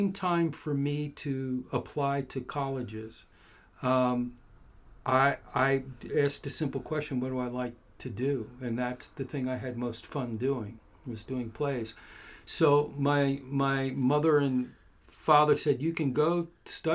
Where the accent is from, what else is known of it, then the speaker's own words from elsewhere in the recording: Philadelphia, Pennsylvania, United States; moved away as an adult; also born or lived in Boston / New York / Los Angeles; I grew up in Philadelphia. Went to school in Boston